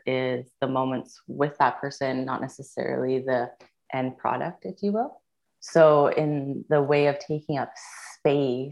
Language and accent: English; British Columbia Yukon border, Canada; now in Vancouver, Canada; I'm originally from the British Columbia Yukon border, or as we will call it, Delu